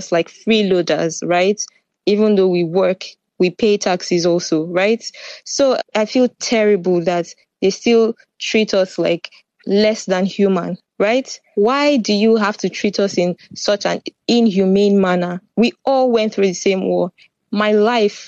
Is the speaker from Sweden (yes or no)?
no; Nigeria; moved away as an adult; also born or lived in Ukraine; now in Netherlands; I was born in Nigeria, but I didn't come to Netherlands from Nigeria